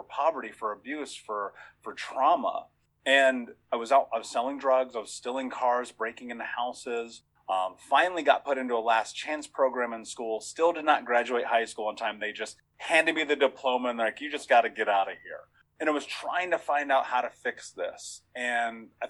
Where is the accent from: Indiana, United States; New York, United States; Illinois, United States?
Indiana, United States; I grew up in Indiana.